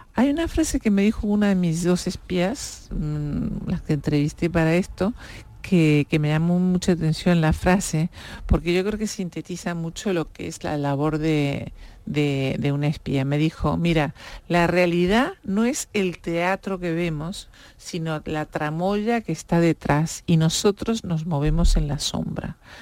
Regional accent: Uruguay; now in Spain; yo vengo un país diminuto, en Uruguay somos cuatro millones de habitantes

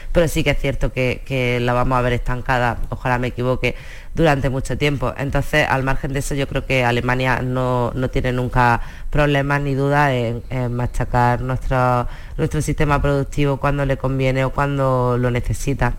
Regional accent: Almería, Andalusia, Spain; los que somos de Almería

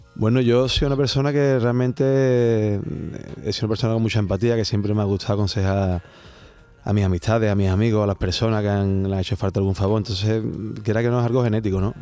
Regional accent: Seville, Andalusia, Spain; Como buen sevillano

